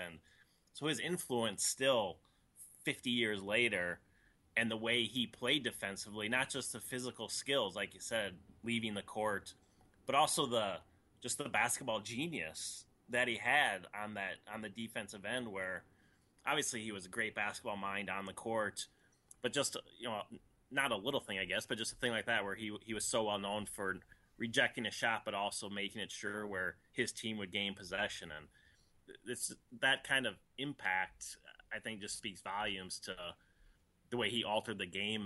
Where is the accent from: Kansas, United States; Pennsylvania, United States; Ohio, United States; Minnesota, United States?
Minnesota, United States; I grew up in Minnesota